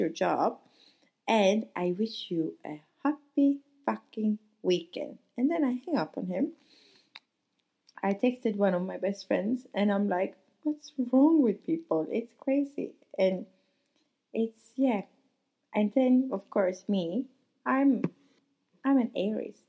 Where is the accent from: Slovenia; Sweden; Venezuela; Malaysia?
Sweden; moved away as an adult; also born or lived in Monaco; now in France; I'm from Sweden